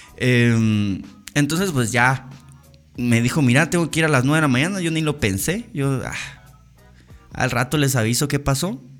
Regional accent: Guatemala; como guatemaltecos

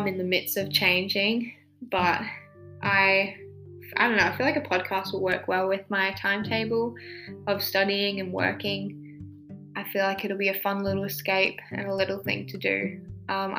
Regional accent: Australia; I am an Australian

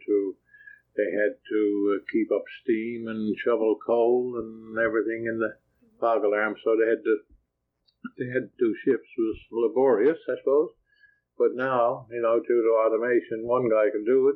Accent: Cape Race, Newfoundland and Labrador, Canada; also born or lived in St. John's, Newfoundland and Labrador; after a couple of weeks, I went to Cape Race to join the rest of my family with my mother

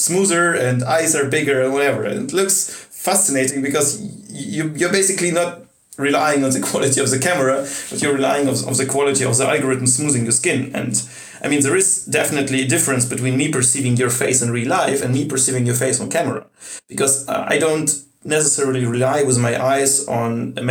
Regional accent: Russia; now in Germany; I come from Russia

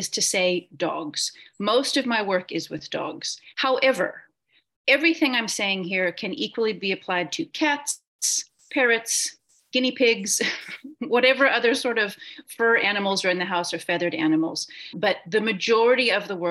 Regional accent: Portland, Oregon, United States; moved away as an adult; now in Cape Town, South Africa; I am originally from Oregon in the States. I grew up in Portland

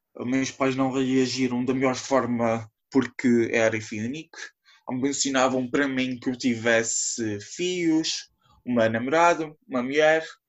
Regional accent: São Miguel Island, Azores, Portugal; sou da IA de São Miguel

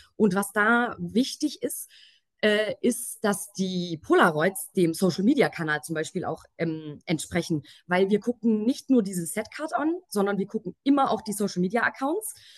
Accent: Swabia, Germany; accent: Swabian; now in Munich, Germany; ich bin gebürtige Schwäbin, lebe mittlerweile aber in München. Äh, falls mir mal irgendwie ein Akzent rausrutscht

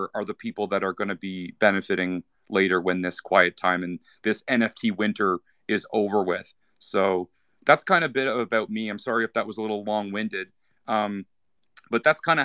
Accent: Canada; first language English; I'm English speaker, I'm from Canada

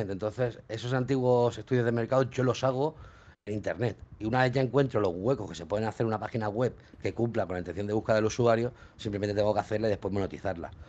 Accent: L'Hospitalet de Llobregat, Catalonia, Spain; Hospitalet, de Llobregat. Yo digo catalán pa, porque somos de Cataluña

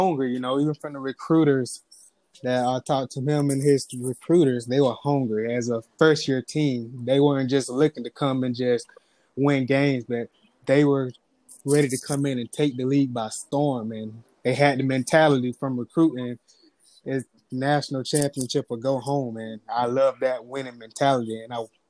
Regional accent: Moultrie, Georgia, United States; Well, I'm originally from Moultrie, Georgia, a real small town from the south.

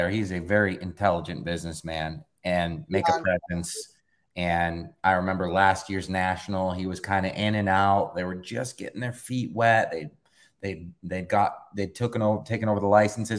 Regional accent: Detroit, Michigan, United States; I'm from Detroit. I was working for the Pistons at the time

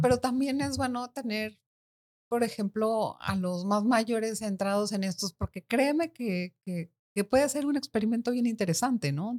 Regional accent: Mexico; moved away as an adult; now in Panama; nací en México, en México. y cuando tenía veintipico de años me vine aquí a vivir, me casé mm. y ya, desde aquí estoy.

